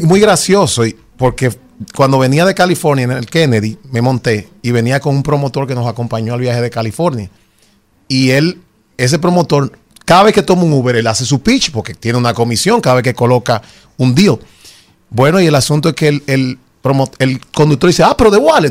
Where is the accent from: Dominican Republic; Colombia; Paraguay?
Dominican Republic; somos dominicanos